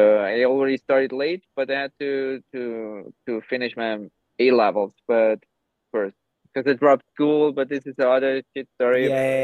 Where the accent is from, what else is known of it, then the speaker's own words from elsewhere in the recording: Gran Canaria, Canary Islands, Spain; also born or lived in Austria; now in Cyprus; Austria was never my home. Even I was born there. I grew up in Gran Canaria and Spain, half Croatian